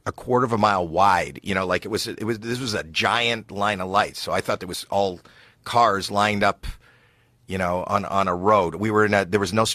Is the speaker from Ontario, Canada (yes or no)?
yes; Toronto, Ontario, Canada; I'm from Toronto, Canada